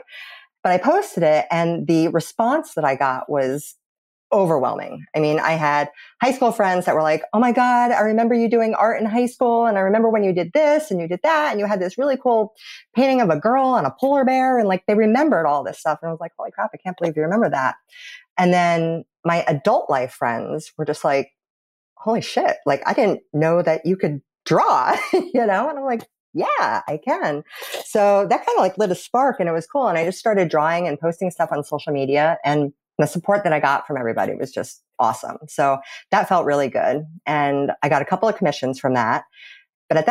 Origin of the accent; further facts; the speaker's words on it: New Jersey, United States; Born and raised in New Jersey.